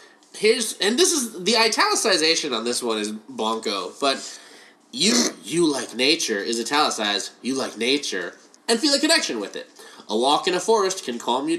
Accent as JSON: {"language": "English", "region": "California", "country": "United States", "said": "I'm also from California"}